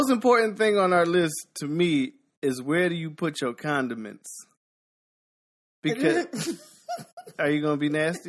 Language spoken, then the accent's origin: English; Philadelphia, Pennsylvania, United States; Well, I'm from Pennsylvania. Well